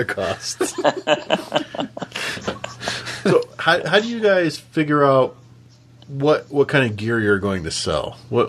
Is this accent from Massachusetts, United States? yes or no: no; San Diego, California, United States; I grew up in San Diego.